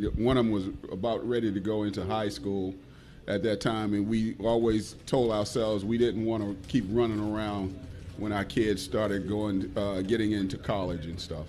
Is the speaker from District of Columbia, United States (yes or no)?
yes; Washington, District of Columbia, United States; moved away; I'm from Washington D.C.